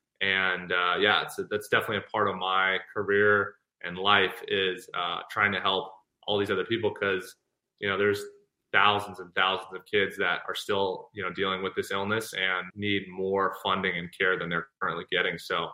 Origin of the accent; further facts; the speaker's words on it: Ireland; so I was just in Ireland and I'm Irish clearly.